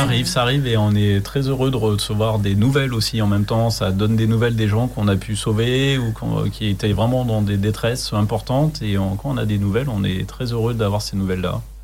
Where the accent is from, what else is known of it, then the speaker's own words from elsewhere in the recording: Chartres, Centre-Val de Loire, France; moved away as an adult; now in Le Perray-en-Yvelines, France; je ne suis pas originaire d'ici. Je suis de Chartres, en Eure-et-Loire